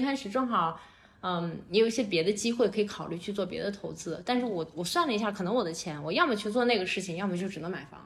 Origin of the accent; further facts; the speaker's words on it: Qingdao, Shandong, China; moved away as an adult; also born or lived in Beijing; 我作为一个青岛人，我回去以后我什么都有，我是过得一定很舒服的